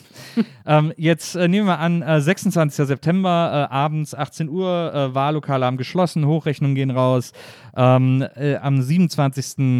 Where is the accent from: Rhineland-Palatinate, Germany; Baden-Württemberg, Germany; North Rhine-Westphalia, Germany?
North Rhine-Westphalia, Germany; Cologne area; moved away as an adult; now in Berlin, Germany; Ich komme aus Köln, also ich bin im Kölner Umland aufgewachsen